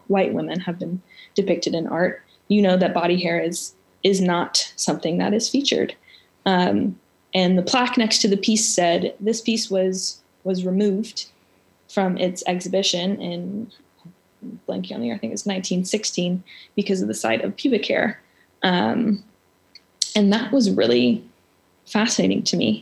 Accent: Memphis, Tennessee, United States; I am from Memphis, and I did come back to Memphis

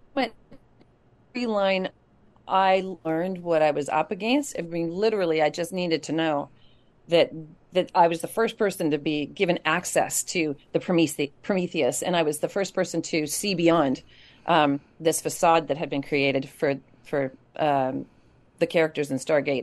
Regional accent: Kamloops, British Columbia, Canada; him and I grew up together in Kamloops

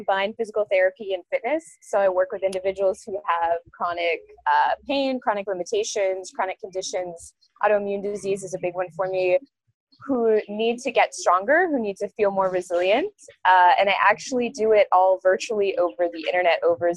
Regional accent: Maine, United States; now in Gainesville, United States; where I'm from, born and raised in Maine

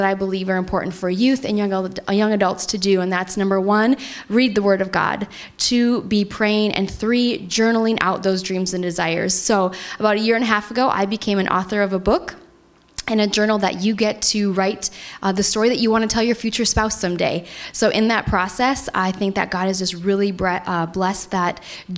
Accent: North Dakota, United States; moved away; I'm originally from North Dakota, so the snow out there makes me feel like I'm at home

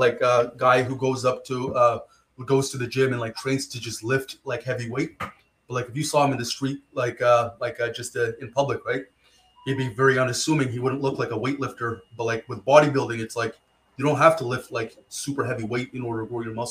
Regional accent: Rockland, Ontario, Canada; also born or lived in Ottawa; I grew up in Ottawa here. There's a small city called Rockland.

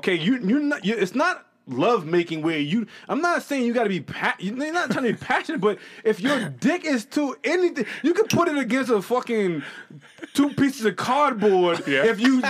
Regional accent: New England, United States; accent: New England; Listen, I'm from the Northeast, and I have a New England accent.

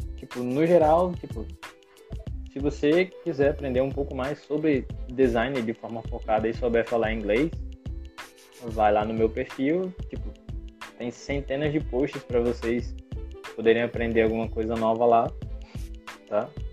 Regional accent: Brazil; sou do Brasil.

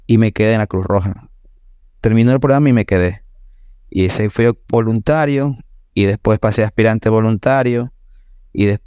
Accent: Machala, El Oro, Ecuador; also born or lived in Guayaquil, Ecuador / Pasaje, Ecuador; solo nací allí y me trasladé a la ciudad de Machala. Todos mis estudios los hice en la ciudad de Machala la ciudad de Machala, mi escuela y el colegio, una parte en otra ciudad que se llama Pasaje, y nuevamente retorné a la ciudad de Machala.

